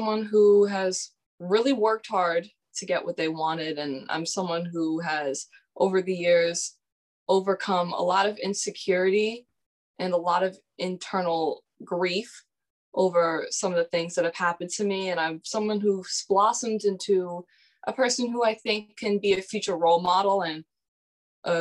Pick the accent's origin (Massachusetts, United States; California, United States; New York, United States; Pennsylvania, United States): Massachusetts, United States; I am 17 years old and I'm from Massachusetts.